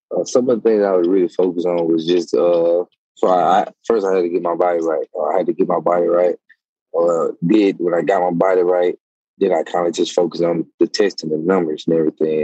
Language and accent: English; Mississippi, United States; I am from Mississippi.